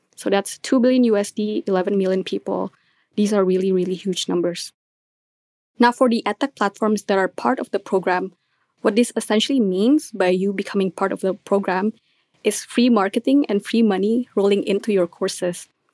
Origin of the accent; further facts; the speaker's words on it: Indonesia; I'm from Indonesia